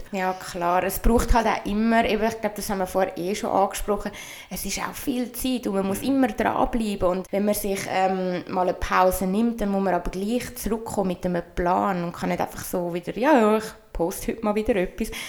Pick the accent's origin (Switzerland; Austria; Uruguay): Switzerland; accent: Swiss German; ich rede auf Schweizerdeutsch